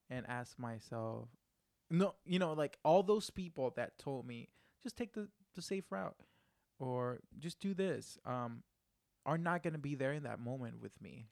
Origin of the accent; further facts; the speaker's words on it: Puerto Rico; first language Spanish; English is a second language; I'm from Puerto Rico.